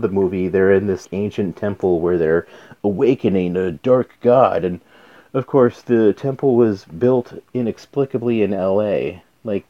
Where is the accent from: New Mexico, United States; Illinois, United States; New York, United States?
New Mexico, United States; I'm from New Mexico, so Anasazi ruins